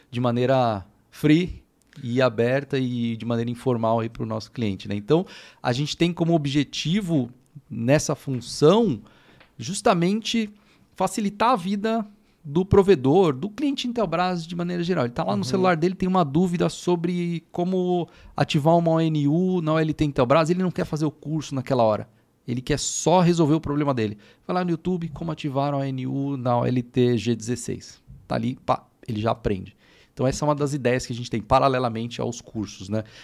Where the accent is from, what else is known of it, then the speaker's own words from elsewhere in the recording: São Paulo, Brazil; Eu sou daqui de São Paulo, Zona Sul, aqui de São Paulo